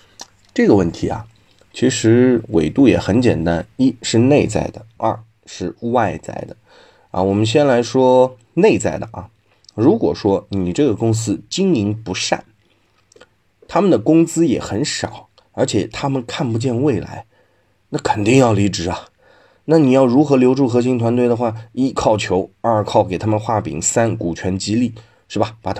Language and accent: Chinese; China; 但是要这样看啊，我们中国人其实还是 比较守旧的，比较不喜欢大动静、大变化的。